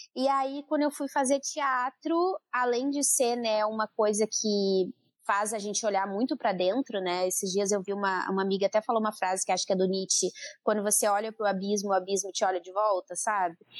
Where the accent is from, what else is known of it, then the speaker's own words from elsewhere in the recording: Santa Cruz do Sul, Rio Grande do Sul, Brazil; moved away; eu sou de Santa Cruz do Sul